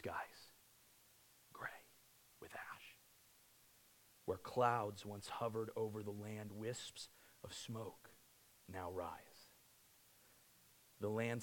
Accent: Cortez, Colorado, United States; I grew up near Cortez, Colorado

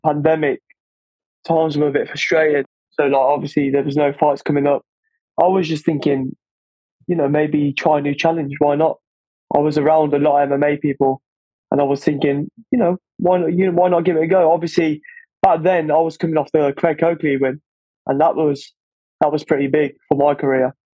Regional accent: Corfu, Ionian Islands, Greece; now in England; growing up in Greece

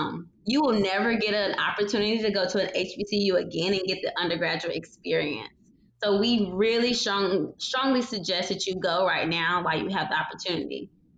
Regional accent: South Carolina, United States; moved away as an adult; now in Nashville, United States; Growing up in South Carolina

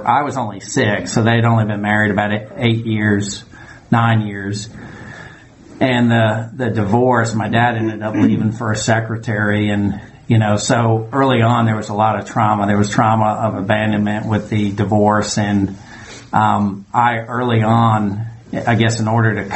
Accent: New York, United States; now in Georgia, United States; I grew up in New York

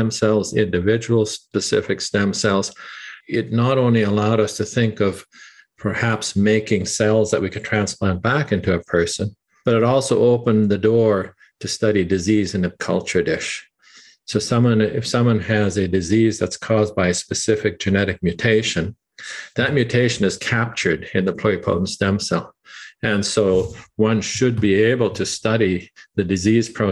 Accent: Canada; moved away as an adult; we're Canadian. My wife and I are Canadian, and we thought, we would like to come back to Toronto

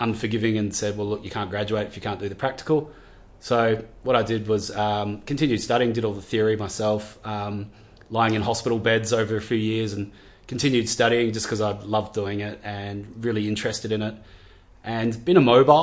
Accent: Gidgegannup, Western Australia, Australia; born or raised there; also born or lived in Subiaco, Western Australia

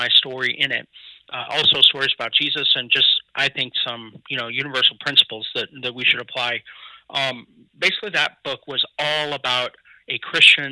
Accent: Kansas City, Missouri, United States; also born or lived in Columbia, Missouri; I'm originally from Kansas City, Missouri, and Columbia, but my parents divorced when I was two, and my dad stayed in Columbia, my mom moved to Kansas City

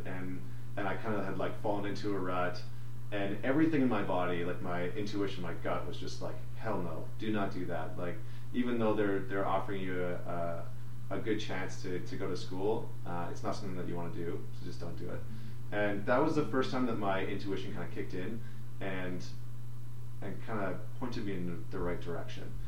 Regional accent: St. Albert, Alberta, Canada; I was born and raised in Alberta. I grew up in outside of Edmonton in, a small town called St. Albert.

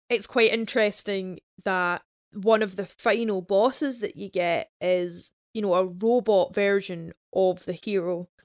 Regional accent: Glasgow, Scotland, United Kingdom; we're Glaswegian

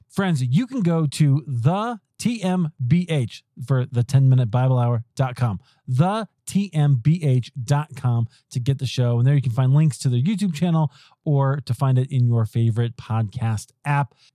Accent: Iowa, United States; moved away as an adult; also born or lived in Chicago; we grew up in Iowa.

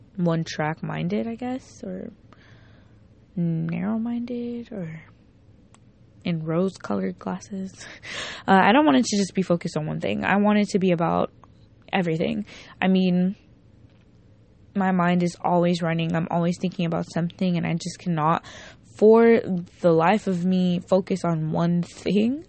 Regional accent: Miami, Florida, United States; I'm from Miami

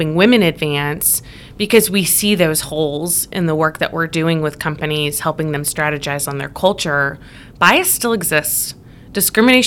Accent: Illinois, United States; also born or lived in Indiana; I grew up in Illinois and went to college at Eastern Illinois University

